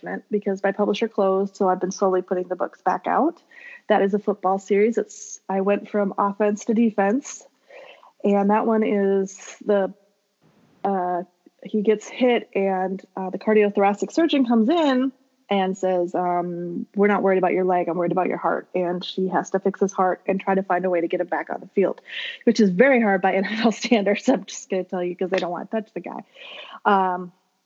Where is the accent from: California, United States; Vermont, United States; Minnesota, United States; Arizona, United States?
Minnesota, United States; I'm from Minnesota